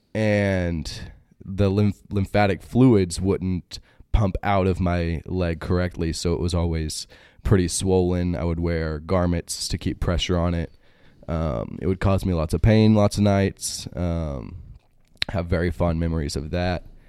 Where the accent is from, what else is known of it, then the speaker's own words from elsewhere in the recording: Greenville, Texas, United States; moved away; also born or lived in Michigan; In Greenville, Texas